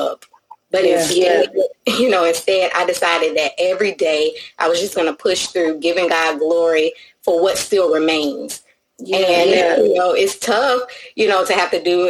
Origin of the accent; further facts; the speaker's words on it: Louisiana, United States; from Louisiana. I am your Southern Belle friend.